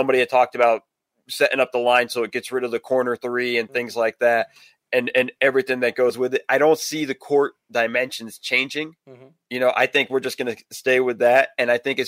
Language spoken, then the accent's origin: English; West Coast, United States; I grew up on the West Coast